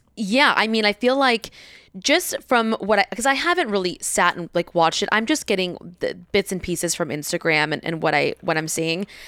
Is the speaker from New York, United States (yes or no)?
no; Diamond Bar, California, United States; I was in Diamond Bar